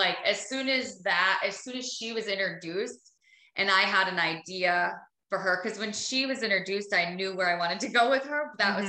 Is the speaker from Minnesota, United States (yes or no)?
yes; Minnesota, United States; I'm from Minnesota. Like I'm from a small town in Minnesota. Like I just grew up working and I grew up doing manual labor.